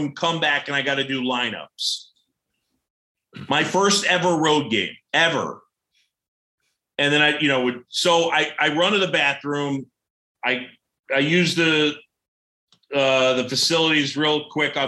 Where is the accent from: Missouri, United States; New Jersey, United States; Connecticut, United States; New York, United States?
New York, United States; also born or lived in Philadelphia, Pennsylvania; I grew up in New York